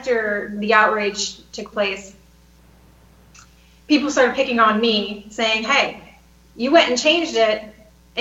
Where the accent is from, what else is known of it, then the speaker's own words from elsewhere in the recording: Northern Illinois, United States; moved away; I'm Northern Illinois